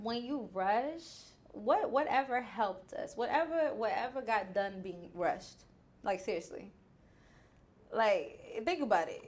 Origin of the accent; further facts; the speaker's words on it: New York, United States; now in Houston, United States; I'm from New York